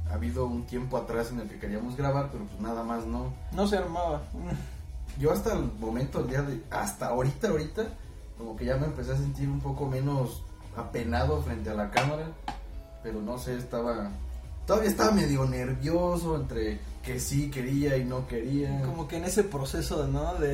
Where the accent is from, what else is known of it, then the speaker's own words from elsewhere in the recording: Zitácuaro, Michoacán, Mexico; aquí en nuestro pequeño pueblito de Zitácuaro